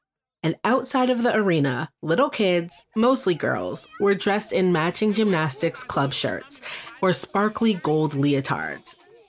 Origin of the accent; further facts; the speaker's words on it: Beaumont, Texas, United States; where I was born in Beaumont, Texas